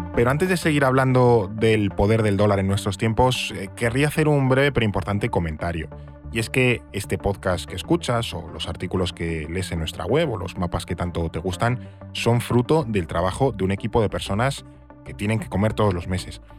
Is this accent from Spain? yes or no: yes; Spain